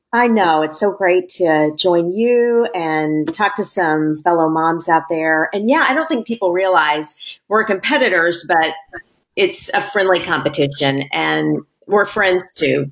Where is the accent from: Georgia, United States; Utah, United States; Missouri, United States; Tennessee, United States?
Missouri, United States; Springfield; moved away as an adult; also born or lived in Washington, D.C.; now in Louisville, United States; I'm from Springfield, Missouri, which is the southwest corner of Missouri